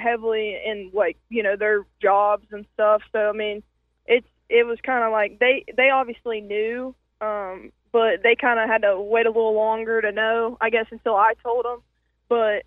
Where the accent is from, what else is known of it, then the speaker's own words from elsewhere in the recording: North Carolina, United States; moved away as an adult; also born or lived in West Virginia; now in Huntington, West Virginia, United States; I'm coming from North Carolina